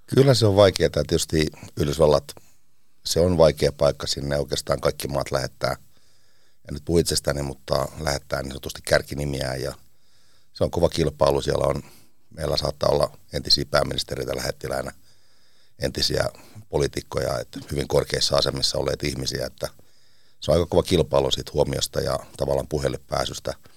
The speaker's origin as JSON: {"language": "Finnish", "town": "Seinäjoki", "region": "South Ostrobothnia", "country": "Finland", "tie": "born or raised there", "also_born_or_lived": "Teuva", "moved": "yes", "lives_now": "Washington, United States", "said": "Mä oon Seinältä kotoisin"}